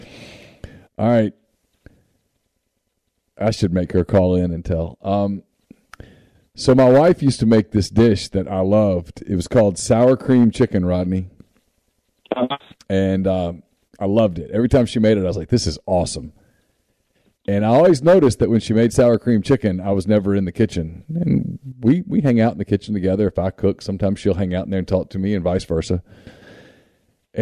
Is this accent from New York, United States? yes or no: no; North Louisiana, United States; I'm from North Louisiana, which is absolutely country